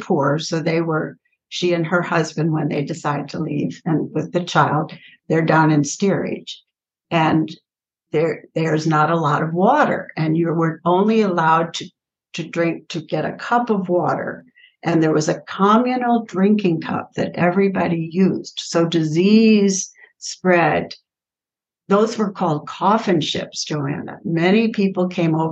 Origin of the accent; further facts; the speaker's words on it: St. Louis, Missouri, United States; also born or lived in Holyoke, Massachusetts; now in Austin, United States; St. Louis, which is my hometown